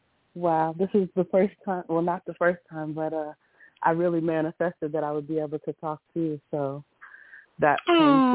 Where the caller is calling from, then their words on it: Woodbridge, Virginia, United States; I'm calling from Woodbridge, Virginia.